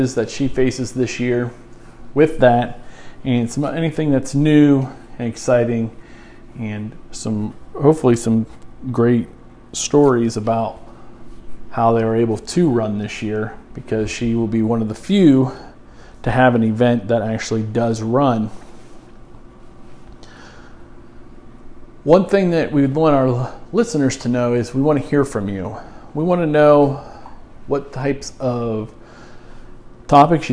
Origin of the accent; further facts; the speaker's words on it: Columbiana, United States; also born or lived in Fort Bragg, North Carolina; I was born and raised here in Colombiana